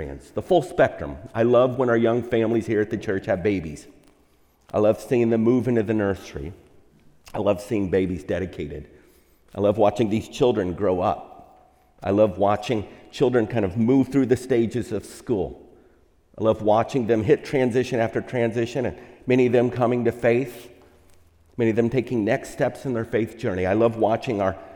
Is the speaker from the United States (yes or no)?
yes; Texas, United States; now in California, United States; I'm from Texas, and so that's the Bible Belt